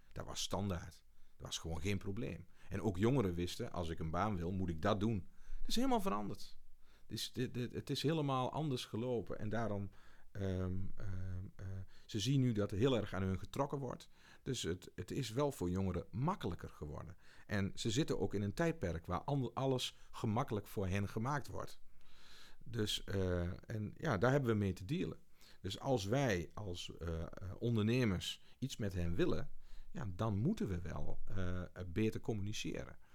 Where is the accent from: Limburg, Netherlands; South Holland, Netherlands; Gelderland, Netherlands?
Gelderland, Netherlands; Beek; also born or lived in Achterhoek; Ik kom van oorsprong uit Beek, gemeente Montferland